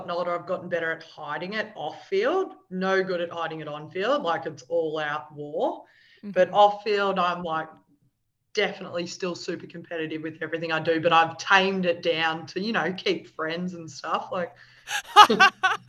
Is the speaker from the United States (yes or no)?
no; Melbourne, Victoria, Australia; moved away as an adult; now in Sydney, Australia; my parents live in Melbourne. I grew up in Melbourne.